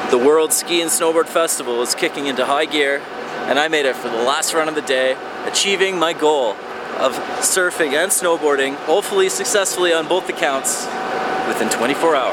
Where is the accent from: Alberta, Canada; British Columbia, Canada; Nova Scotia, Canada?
British Columbia, Canada; Vancouver; I'm uh, from Vancouver.